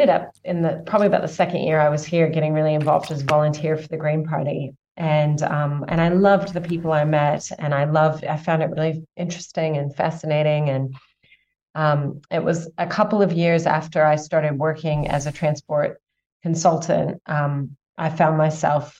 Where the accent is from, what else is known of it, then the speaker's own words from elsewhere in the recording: Southern California, United States; moved away as an adult; also born or lived in Illinois / Minnesota / France; now in New Zealand; moved to Southern California when I was about 7 and a half and lived there till I was 16